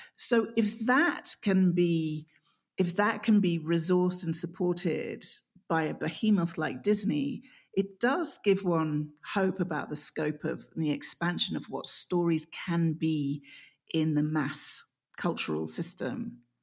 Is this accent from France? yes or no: no; England, United Kingdom; I'm English